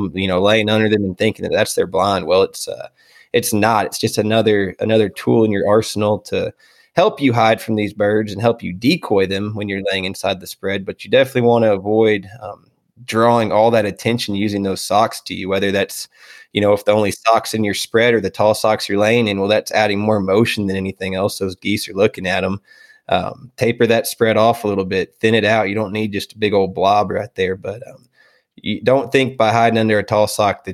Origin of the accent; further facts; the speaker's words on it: Houston, Texas, United States; moved away as an adult; now in Lubbock, United States; I'm from Houston, Texas originally. I live in Lubbock, Texas now. I moved up here in, I guess it was 2014 to go to school